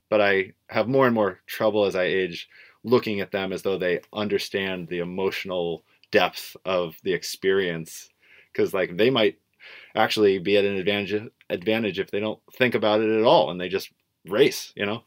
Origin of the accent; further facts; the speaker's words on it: Portland, Oregon, United States; growing up in Portland, Oregon